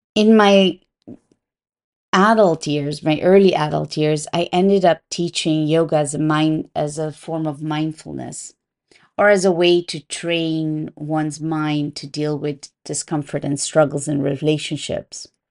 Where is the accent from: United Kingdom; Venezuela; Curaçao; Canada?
Curaçao; I was raised in an island called Curaçao. It belongs to the Dutch kingdom.